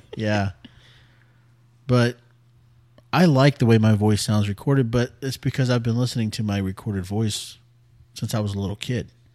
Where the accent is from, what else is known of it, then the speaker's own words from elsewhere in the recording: San Antonio, Texas, United States; also born or lived in Greenville / Bulverde, Texas; we moved back to San Antonio from Greenville when I was ten